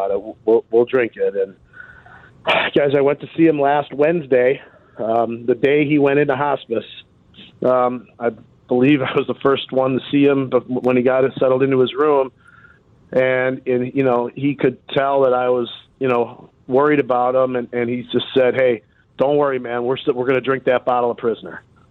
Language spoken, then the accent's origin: English; Chicago, Illinois, United States; moved away; I'm from Chicago area